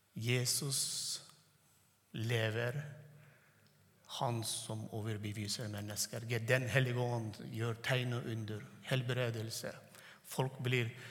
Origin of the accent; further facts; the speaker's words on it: Turkmenistan; first language Turkmen; Norwegian is a second language; moved away; jeg tenker på turkmensk, og så snakker norsk